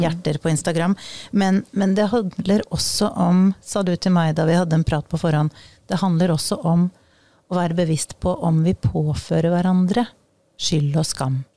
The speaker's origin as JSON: {"language": "Norwegian", "region": "Eastern Norway", "country": "Norway", "accent": "østlending (Eastern Norwegian)", "said": "jeg er østlending"}